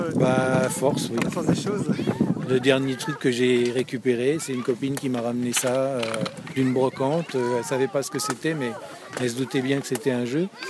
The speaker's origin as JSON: {"language": "French", "town": "Louviers", "region": "Normandy", "country": "France", "said": "on est chez nous, on est de Louviers, et on, bouge autour de Louviers."}